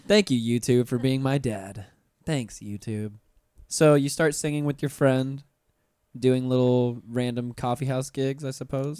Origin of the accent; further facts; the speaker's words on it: North Florida, United States; I'm from North Florida originally, and it gets cold there in the winter.